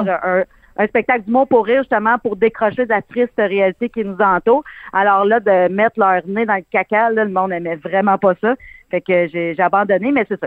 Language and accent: French; Abitibi, Quebec, Canada; j'ai été élevée avec mes grands-parents, puis euh, mon arrière-grand-mère venait toujours passer les étés chez nous